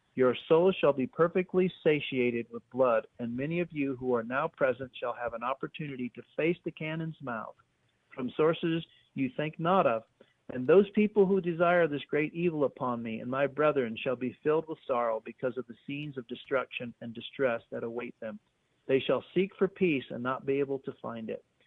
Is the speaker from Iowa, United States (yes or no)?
yes; 90 miles north of Carthage, Iowa, United States; I was actually born and raised 90 miles north of this area. So I was born in on the Iowa side of the river.